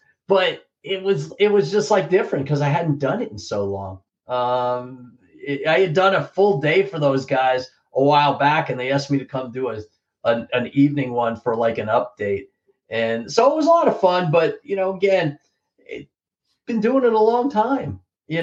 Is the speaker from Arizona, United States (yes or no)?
no; New Jersey, United States; growing up in Central Jersey, I was a Belmar guy